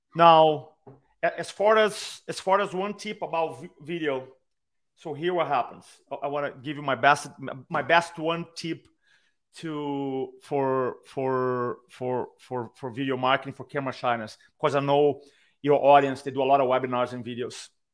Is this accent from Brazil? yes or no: yes; Brazil; accent: Brazilian; English is a second language; I have a Brazilian accent